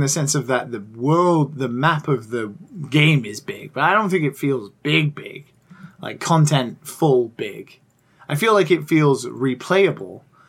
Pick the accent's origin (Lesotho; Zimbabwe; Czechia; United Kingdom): United Kingdom; I'm British.